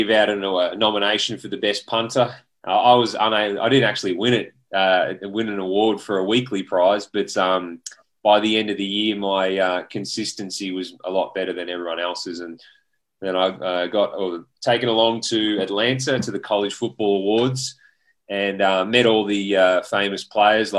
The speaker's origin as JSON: {"language": "English", "town": "Bunyip", "region": "Victoria", "country": "Australia", "tie": "born or raised there", "also_born_or_lived": "Houston, United States", "moved": "as an adult", "said": "I grew up in Bunyip, played footy for the Bulldogs"}